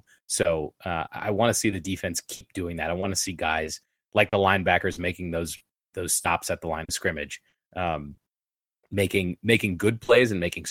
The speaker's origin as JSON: {"language": "English", "region": "Maryland", "country": "United States", "tie": "born or raised there", "also_born_or_lived": "Durham, North Carolina", "moved": "as an adult", "said": "I grew up in Maryland. It's not exactly college football country."}